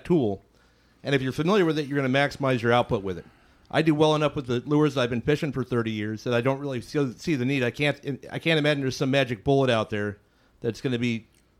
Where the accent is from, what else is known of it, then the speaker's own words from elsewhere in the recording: California, United States; "Where are you from?" I'm like, "California."